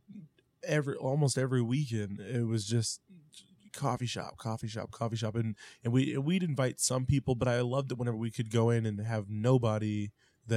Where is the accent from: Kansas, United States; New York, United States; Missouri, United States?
Missouri, United States; Independence; we're from Independence